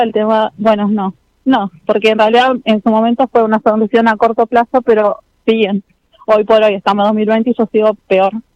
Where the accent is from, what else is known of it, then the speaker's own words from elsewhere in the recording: General Roca, Río Negro, Argentina; de General Roca